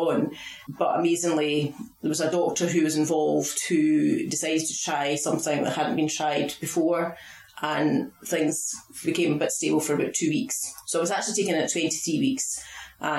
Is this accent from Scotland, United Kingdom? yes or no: yes; Falkirk, Scotland, United Kingdom; moved away as an adult; now in Fife, United Kingdom; I'm from Falkirk, I'm from through the west of Scotland.